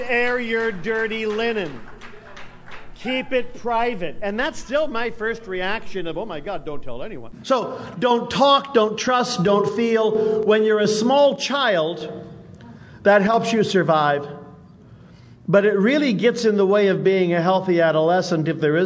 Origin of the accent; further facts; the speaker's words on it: San Jose, California, United States; now in Oakland, United States; I've lived in Oakland for a long time. I grew up in San Jose